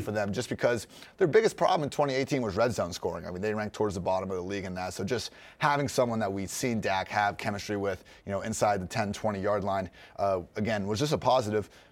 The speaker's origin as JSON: {"language": "English", "town": "Dublin", "region": "Ohio", "country": "United States", "tie": "born or raised there", "also_born_or_lived": "Chicago", "moved": "as an adult", "said": "I was from Dublin, which is a suburb of Columbus"}